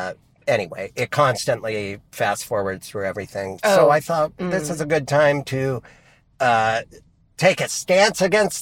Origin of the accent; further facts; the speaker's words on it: Brooklyn, New York, United States; accent: Brooklyn; that's when my Brooklyn accent comes out